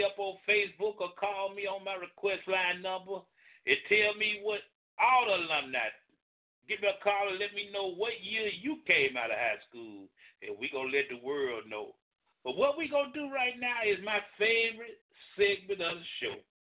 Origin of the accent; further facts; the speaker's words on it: Birmingham, Alabama, United States; also born or lived in Smithfield / Kingston; I was raised this, before I moved to Kingston, I was raised in Smithfield. Would have went to Parker until we moved to Kingston.